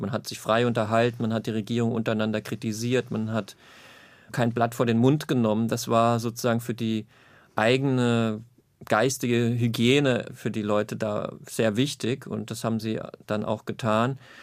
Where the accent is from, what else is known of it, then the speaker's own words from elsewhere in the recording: Zweibrücken, Rhineland-Palatinate, Germany; ich aufgewachsen bin in Zweibrücken in Rheinland-Pfalz